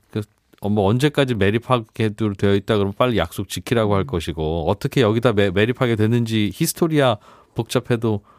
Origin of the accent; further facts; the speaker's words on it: Seoul, South Korea; 저 송파구 풍납동에 어린 아. 시절 거기 있었는데